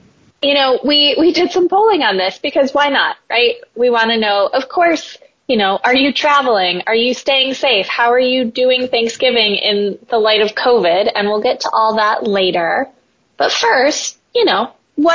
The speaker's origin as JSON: {"language": "English", "region": "Midwest", "country": "United States", "moved": "yes", "said": "As a Midwesterner, former Midwesterner"}